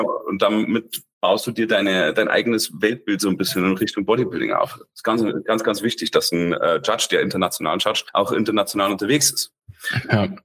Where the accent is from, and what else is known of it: Germany